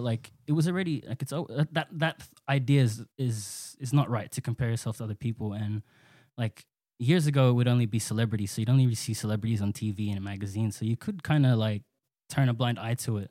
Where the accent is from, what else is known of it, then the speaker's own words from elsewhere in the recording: Sydney, New South Wales, Australia; both born and raised in Western Sydney. Um, I I grew up and still live in Pendle Hill.